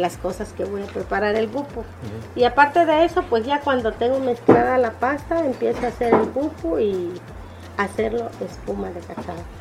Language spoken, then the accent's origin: Spanish; Juchitán, Oaxaca, Mexico; Soy de aquí de Juchitán, vivo en la quinta sección